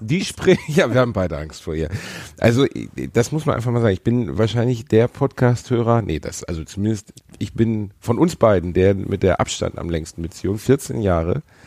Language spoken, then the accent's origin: German; Essen or Gelsenkirchen, North Rhine-Westphalia, Germany; wir kommen halt beide aus Essen und Gelsenkirchen. Das ist jetzt kein Aufwachsen im Freiburg im Breisgau